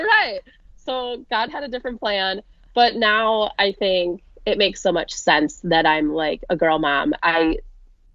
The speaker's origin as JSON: {"language": "English", "area": "Fox Valley area", "region": "Wisconsin", "country": "United States", "tie": "born or raised there", "said": "we are Wisconsin born and raised"}